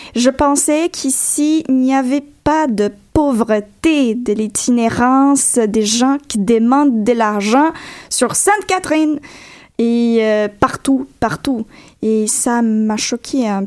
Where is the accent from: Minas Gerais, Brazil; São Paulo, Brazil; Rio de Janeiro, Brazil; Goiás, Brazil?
Goiás, Brazil; Goiânia; French is a second language; moved away as an adult; also born or lived in Piracanjuba, Brazil; now in Montreal, Canada; je suis née à Piracanjuba, c'est une petite ville proche de Goiânia, mais avant d'arriver au Canada, j'habitais à Goiânia.